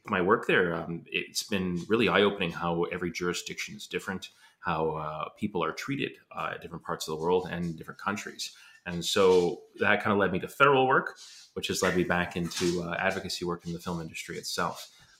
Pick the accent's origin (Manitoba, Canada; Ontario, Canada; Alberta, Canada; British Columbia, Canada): Alberta, Canada; now in Vancouver, Canada; I'm from Alberta